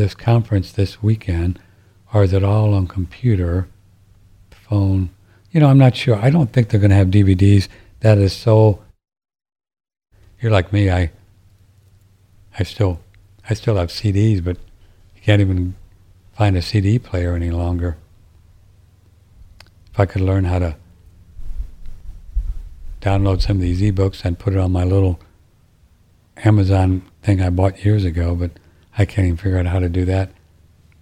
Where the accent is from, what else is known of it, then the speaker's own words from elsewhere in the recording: St. Louis, Missouri, United States; I grew up in St. Louis listening to Harry Carey, St. Louis Cardinals.